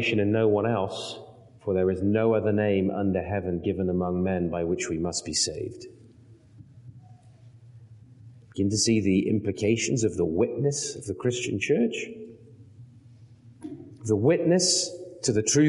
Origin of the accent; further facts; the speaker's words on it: United Kingdom; moved away; as a Brit